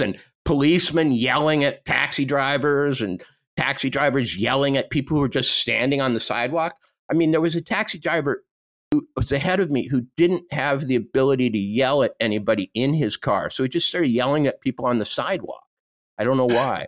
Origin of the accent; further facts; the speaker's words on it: Montana, United States; I come from Montana